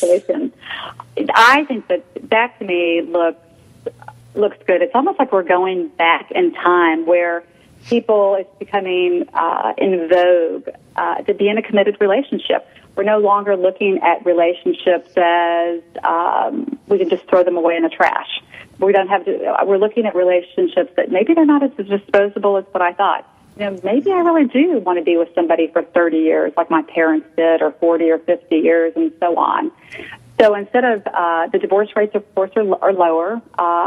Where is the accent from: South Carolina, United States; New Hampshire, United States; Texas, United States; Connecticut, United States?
Texas, United States; Houston; moved away as an adult; now in Chicago, United States; I grew up in Houston, was transferred to Chicago about 18 years ago